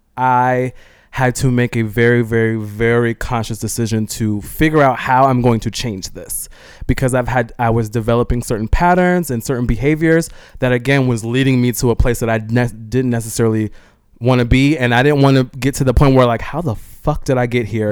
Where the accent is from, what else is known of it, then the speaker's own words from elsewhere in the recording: California, United States; I'm from California